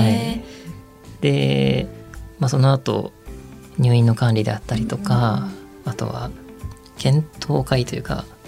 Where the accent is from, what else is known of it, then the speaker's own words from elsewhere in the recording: Ibaraki, Japan; 地元僕茨城県なんですけど